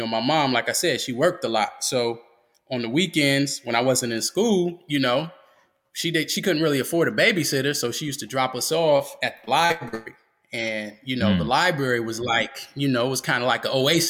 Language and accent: English; Grand Rapids, Michigan, United States; now in North Carolina, United States; I'm originally from Michigan, Grand Rapids, Michigan, to be specific